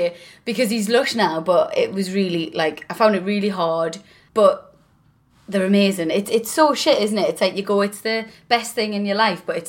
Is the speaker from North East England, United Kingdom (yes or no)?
yes; South Shields, North East England, United Kingdom; Both we're literally both from South Shields. Both still live there.